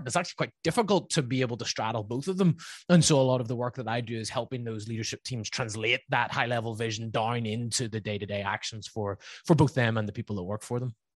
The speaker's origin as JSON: {"language": "English", "region": "Northern Ireland", "country": "United Kingdom", "accent": "Northern Irish", "moved": "yes", "lives_now": "Laguna Beach, United States", "said": "my somewhat still there Northern Irish accent"}